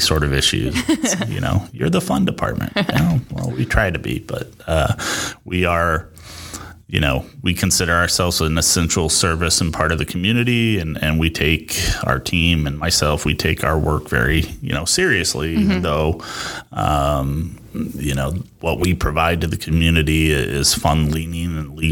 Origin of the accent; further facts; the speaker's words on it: Rock Island, Illinois, United States; moved away as an adult; also born or lived in Iowa City, Iowa / Chicago suburbs, Illinois; now in Davenport, United States; Quad City native, born and raised in Rock Island.